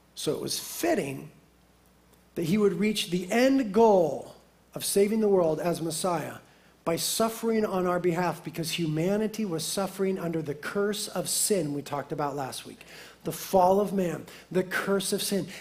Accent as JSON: {"language": "English", "country": "United States", "said": "as American Christians"}